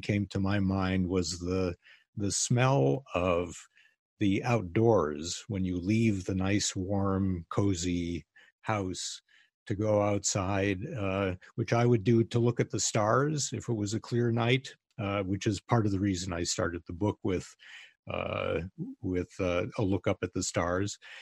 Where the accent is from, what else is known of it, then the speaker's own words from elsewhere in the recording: Chicago suburbs, Illinois, United States; now in California, United States; I grew up in the Chicago suburbs